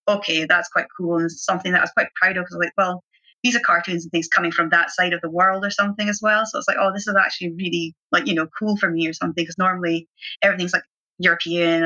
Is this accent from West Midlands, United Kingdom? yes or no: no; Aberdeen, Scotland, United Kingdom; growing up in Aberdeen and it being so grey a lot of the time